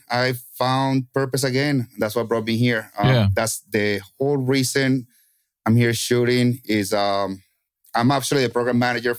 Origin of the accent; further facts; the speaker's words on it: Kentucky, United States; as you say, I'm from Kentucky. So I was Kentucky winding the entire time.